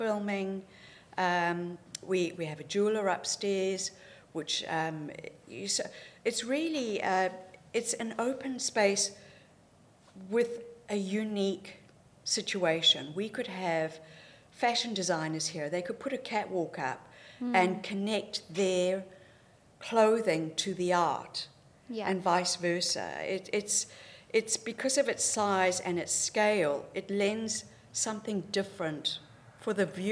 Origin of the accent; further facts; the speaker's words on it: Zimbabwe; moved away as an adult; also born or lived in Zambia / Cape Town, South Africa; now in New Zealand; I was born in Zambia, bred in Zimbabwe